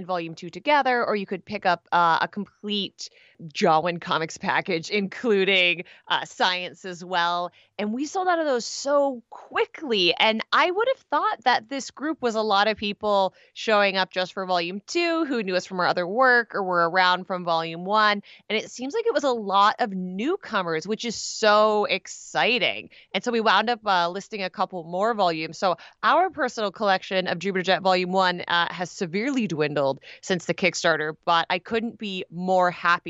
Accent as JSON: {"language": "English", "country": "Canada", "said": "I'm Canadian. I can't help myself."}